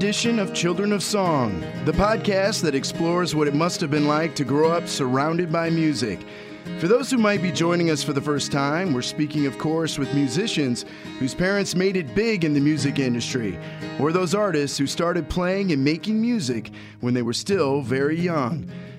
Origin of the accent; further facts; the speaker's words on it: Ohio, United States; you know, I'm from Ohio, but okay. It's a small town, so we've got that connection going, you know.